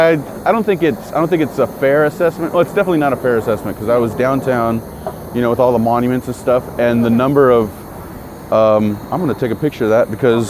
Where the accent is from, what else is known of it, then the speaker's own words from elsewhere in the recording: Texas, United States; now in Charleston, United States; originally from Texas, moved here from, you know, with the military.